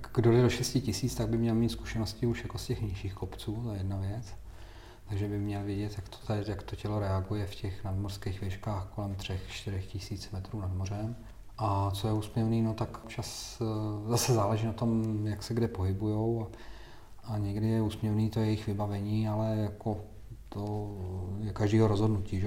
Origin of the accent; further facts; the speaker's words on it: Czechia; Já jsem hrdý na to, že jsem, že jsem Čech